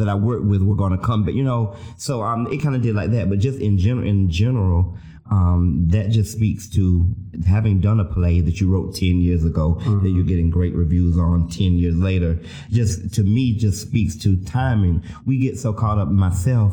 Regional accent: the South, United States; I'm from the South. I'm from the poor South

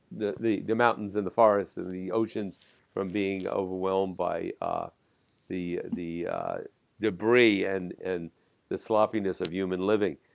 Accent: Jersey City, New Jersey, United States; I'm from Jersey City across the river

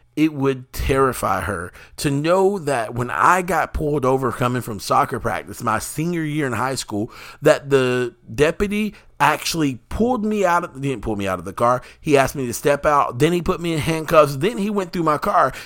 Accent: the South, United States; I, as an African American or Black American here in the United States, in the South

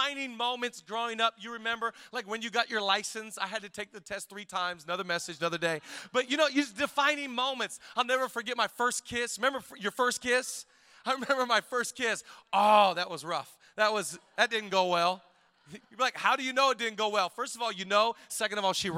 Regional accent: Shelton, Washington, United States; growing up in Shelton, Washington

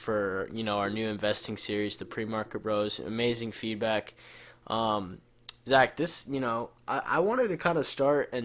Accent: Jupiter, Florida, United States; I lived in Jupiter, and I was really far from Riviera Beach

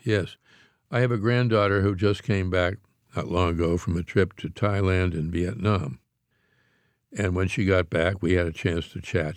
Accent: Pittsburgh, Pennsylvania, United States; I grew up in Pittsburgh, Pennsylvania, which has more bridges even than Paris

